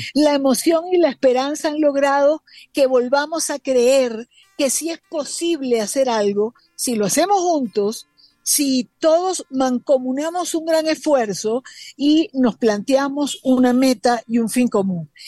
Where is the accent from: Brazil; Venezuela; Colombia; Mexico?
Venezuela; como una venezolana cualquiera